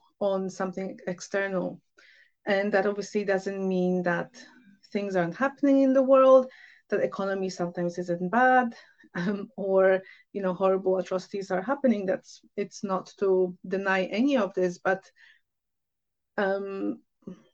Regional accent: Poland; moved away; I'm from Poland originally

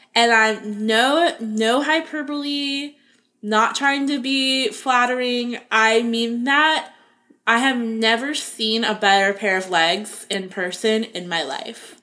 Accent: Florida, United States; I grew up in Florida and like only wore flip flops

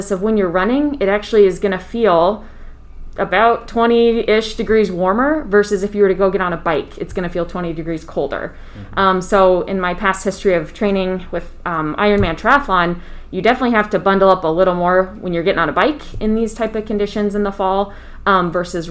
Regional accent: Boone, Iowa, United States; also born or lived in Kirksville, Missouri / Des Moines, Iowa; I grew up in Boone, Iowa, just north of Des Moines, and did a lot of sports in our smaller community.

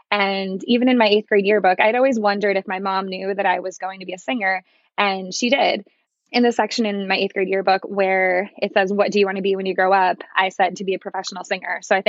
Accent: New Jersey, United States; I grew up in New Jersey

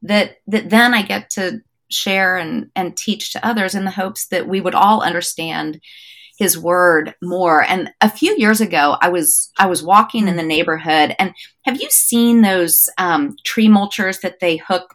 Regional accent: Wichita, Kansas, United States; now in North Georgia, United States; I grew up in Kansas.

